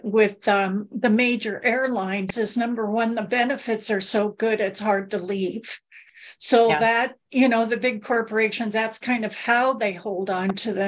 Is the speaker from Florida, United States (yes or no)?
no; Southern California, United States; I grew up in Southern California